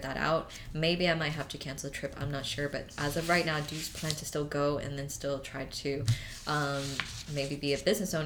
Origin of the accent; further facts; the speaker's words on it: Texas, United States; I'm from Texas